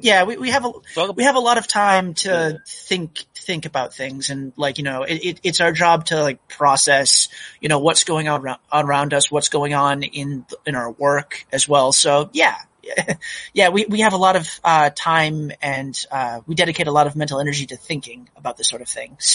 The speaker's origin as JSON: {"language": "English", "region": "Massachusetts", "country": "United States", "tie": "born or raised there", "also_born_or_lived": "North Carolina", "moved": "as an adult", "lives_now": "Oregon, United States", "said": "I really grew up in Massachusetts."}